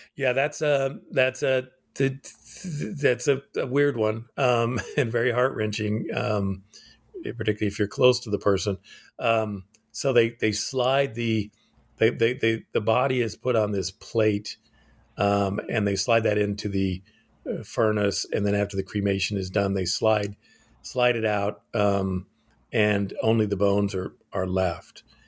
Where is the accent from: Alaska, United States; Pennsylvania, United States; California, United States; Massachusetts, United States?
Alaska, United States; moved away; also born or lived in Japan; I was born in Alaska.